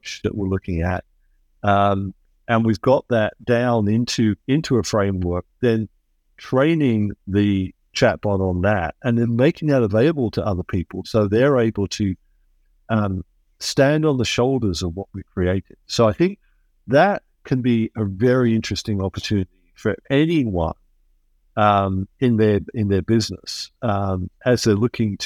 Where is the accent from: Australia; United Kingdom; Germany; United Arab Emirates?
United Kingdom; England; moved away as an adult; now in United States; I am originally English, but I haven't lived there for a long time. And that's partly because I came to a land of opportunity, which is America, and I became American.